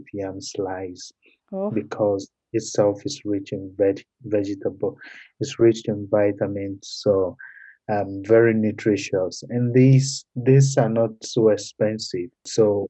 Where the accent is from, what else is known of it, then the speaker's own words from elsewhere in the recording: Ho, Volta, Ghana; I was born in Ghana. I grew up in Ho, in the Volta region of Ghana